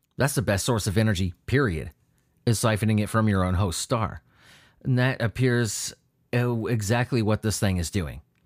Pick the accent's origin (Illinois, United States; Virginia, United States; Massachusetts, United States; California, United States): California, United States; San Diego; I grew up near the Whaley House. I, I, in San Diego